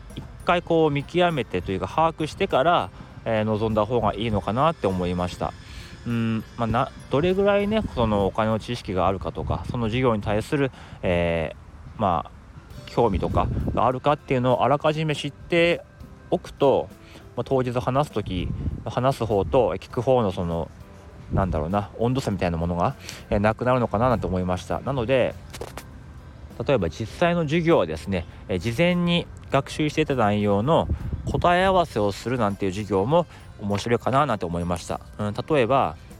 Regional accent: Tohoku countryside, Japan; now in Tokyo, Japan; 僕もねあの東北の田舎出身

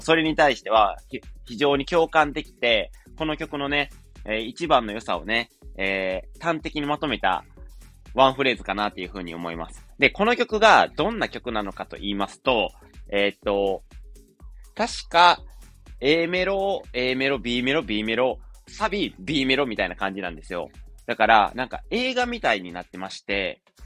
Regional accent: Wakayama, Japan; 地元が和歌山なんですけど、和歌山県民なんで

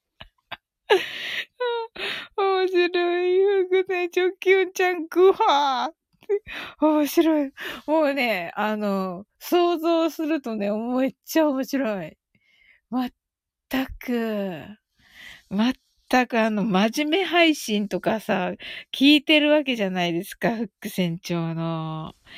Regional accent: Kyushu, Japan

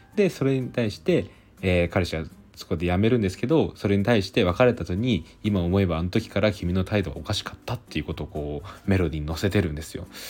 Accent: Aichi, Japan; 僕なんか愛知出身

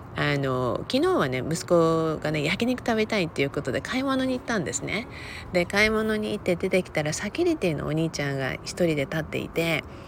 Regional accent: Okinawa, Japan; moved away as an adult; now in Los Angeles, United States; 沖縄生まれ沖縄育ちでねもうほとんど今もまだ自分のね人生の中では沖縄の年月

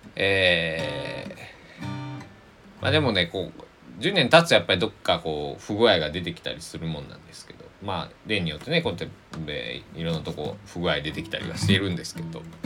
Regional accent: Kochi, Japan; moved away as an adult; also born or lived in Kagawa Prefecture; now in Kagawa, Japan; 高知県生まれ育ちな僕は

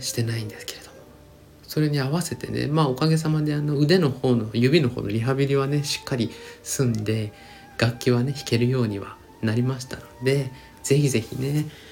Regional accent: Hiroshima, Japan; 僕出身がね、ひ、 地元が広島

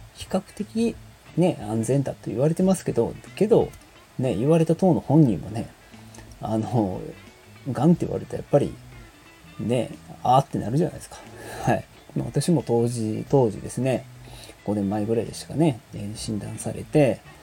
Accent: Kansai, Japan

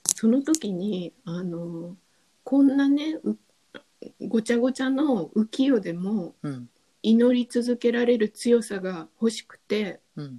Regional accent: Japan; 日本に生まれ育った

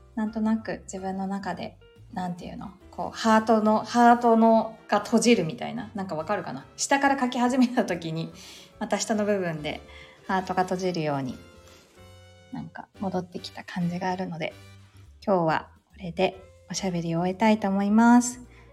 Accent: Kanagawa, Japan; 私、そう、もともと神奈川出身なんですけど

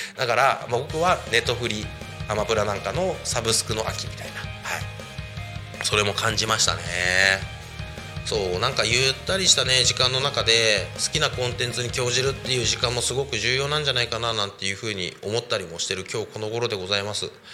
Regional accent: Koshigaya, Saitama, Japan; moved away as an adult; now in Tako, Japan; 僕のね地元である埼玉県越谷市

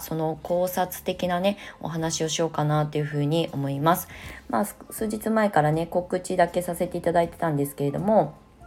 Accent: Ibaraki, Japan; now in Shonan, Japan; 茨城の U ターン移住、まあ、地元に帰って

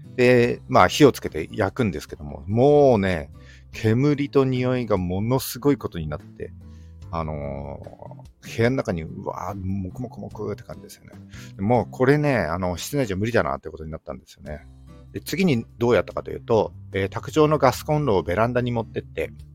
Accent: Yamagata, Japan; moved away as an adult; also born or lived in Sendai; 僕はですね、出身が山形なんですけども、えー、高校卒業してすぐですね、えー、仙台に出てきて

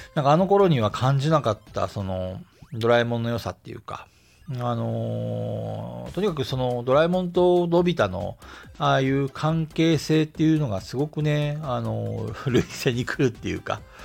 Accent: Asahikawa, Hokkaido, Japan; moved away as an adult; also born or lived in Tokyo; now in Hiroshima, Japan; 旭川、えー、出身の人間なんですけども、北海道

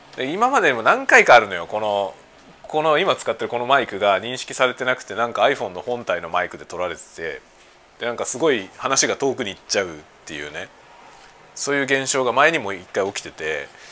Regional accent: Japan; 同じ日本人だからさ。

